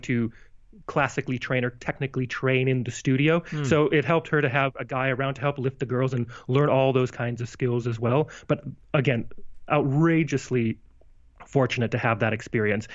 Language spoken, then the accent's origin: English; Missoula, Montana, United States; now in Las Vegas, United States; I grew up in Missoula, Montana, small place, gosh, then 70,000-ish people